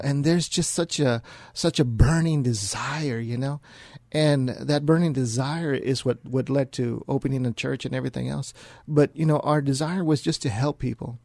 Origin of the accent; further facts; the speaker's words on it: San Antonio, Texas, United States; born and raised here in San Antonio. Uh, I was raised here on the west side of San Antonio